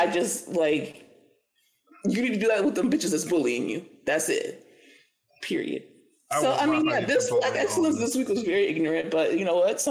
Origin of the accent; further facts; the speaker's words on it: Florida, United States; I would admit to it because I'm from Florida and we did it.